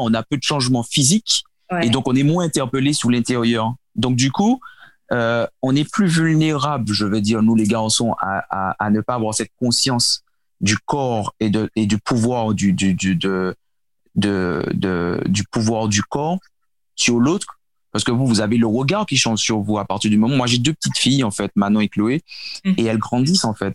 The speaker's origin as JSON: {"language": "French", "country": "Martinique", "tie": "born or raised there", "also_born_or_lived": "Seine-et-Marne, France", "said": "j'ai grandi aux Antilles, à la Martinique plus précisément"}